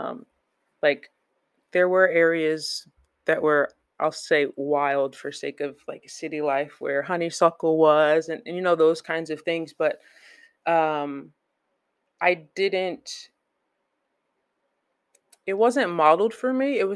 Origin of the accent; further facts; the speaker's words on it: Flemington, New Jersey, United States; moved away as an adult; also born or lived in Perth Amboy, New Jersey; So I brand that as my hometown because I lived there the longest